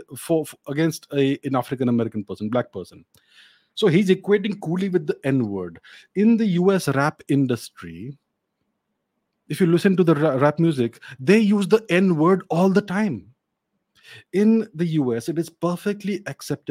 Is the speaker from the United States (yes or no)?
no; India; I'm Indian